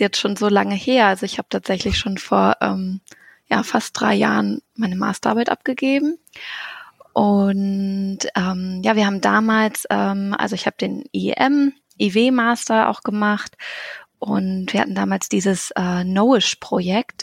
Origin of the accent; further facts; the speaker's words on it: Hannover area, Lower Saxony, Germany; now in Göttingen, Germany; ich komme aus der Ecke Hannover, also ist jetzt nicht so weit